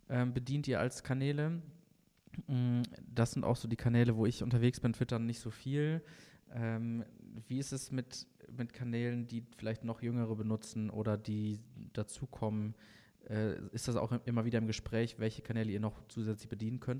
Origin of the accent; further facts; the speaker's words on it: Bad Salzuflen, North Rhine-Westphalia, Germany; In und, ähm, Schöttmar, Bad